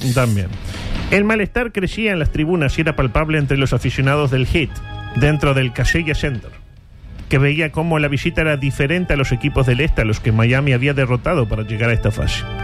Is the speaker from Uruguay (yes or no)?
yes; Uruguay; como uruguayos